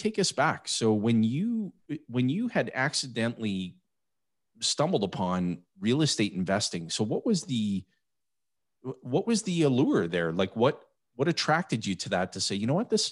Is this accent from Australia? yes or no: no; Timmins, Ontario, Canada; moved away; also born or lived in Western Canada; I was born and raised in Timmins, Ontario, prior to moving out west